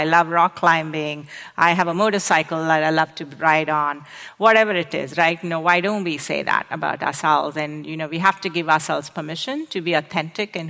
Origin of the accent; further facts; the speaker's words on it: India; moved away as an adult; also born or lived in Arizona, United States / New York, United States; now in United States; I came from India.